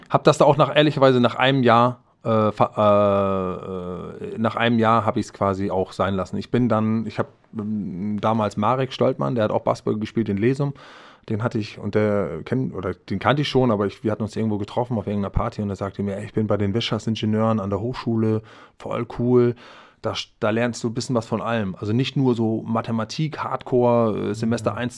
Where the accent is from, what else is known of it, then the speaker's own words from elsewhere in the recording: Denmark; ich hatte die, das Bedürfnis, zurück in mein Heimatland zu gehen, dort zu leben, zu wohnen zu atmen, die Menschen, also die dänische Sprache auch wieder nochmal näher.